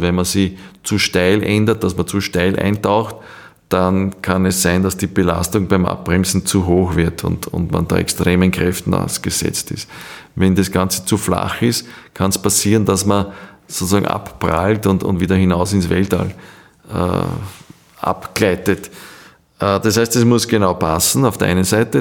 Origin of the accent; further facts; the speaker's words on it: Austria; wir haben als Österreicher